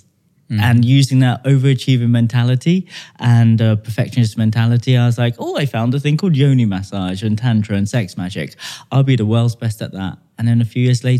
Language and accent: English; United Kingdom; I'm British born